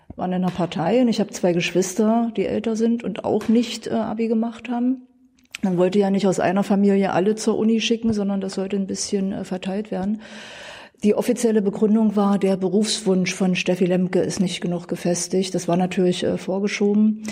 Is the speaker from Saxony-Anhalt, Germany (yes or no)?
yes; Dessau, Saxony-Anhalt, Germany; Ich bin in Dessau geboren, bin hier aufgewachsen, nie weggezogen